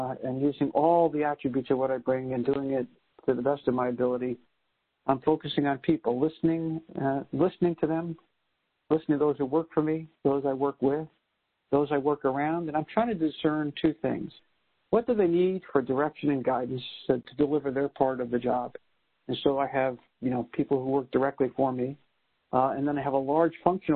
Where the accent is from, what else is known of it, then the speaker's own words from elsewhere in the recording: New York City, New York, United States; moved away; I'm a New Yorker, a first-generation American